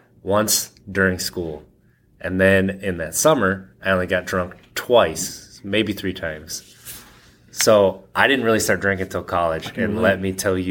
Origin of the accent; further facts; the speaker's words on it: Wisconsin, United States; I grew up in Wisconsin